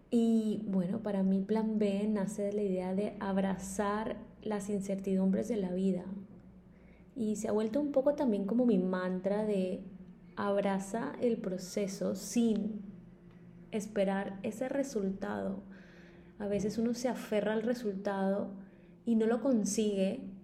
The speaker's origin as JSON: {"language": "Spanish", "town": "Maicao", "region": "La Guajira", "country": "Colombia", "tie": "born or raised there", "also_born_or_lived": "Bogotá", "moved": "yes", "said": "soy colombiana y nací en un pueblo muy pequeño en el norte de Colombia llamado Maicao"}